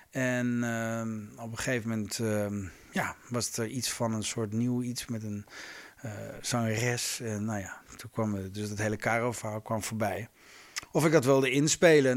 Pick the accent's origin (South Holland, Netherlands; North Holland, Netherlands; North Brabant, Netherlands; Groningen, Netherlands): Groningen, Netherlands; moved away; Ik kom uit Groningen oorspronkelijk